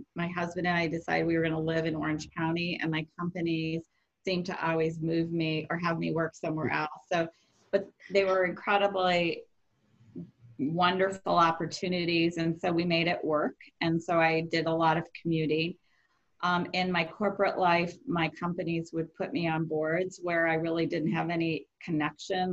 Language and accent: English; Rockford, Illinois, United States; moved away as an adult; also born or lived in Iowa / Fresno / Bay Area; I grew up in Rockford, Illinois